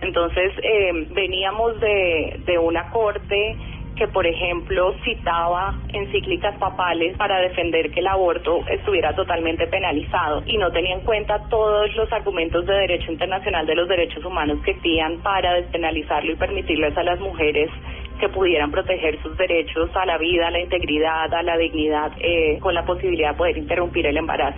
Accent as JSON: {"language": "Spanish", "country": "Colombia", "said": "como colombiana"}